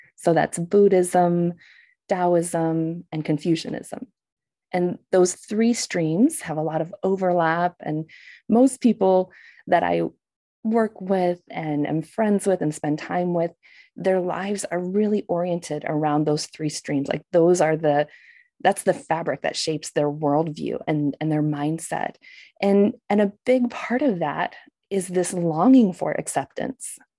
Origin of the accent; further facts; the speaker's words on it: United States; moved away; as an American